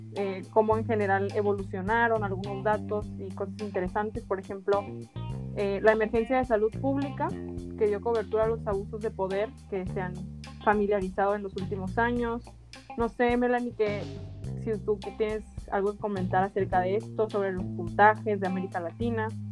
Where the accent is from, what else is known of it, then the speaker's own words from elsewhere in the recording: Mexico; como mexicanos